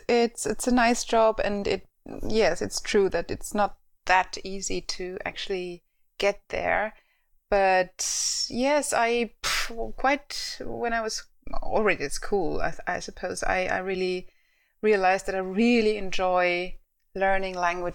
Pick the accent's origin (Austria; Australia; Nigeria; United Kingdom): Austria; accent: Austrian; first language German; English is a second language; My native language is German. Well, Austrian, if you want to.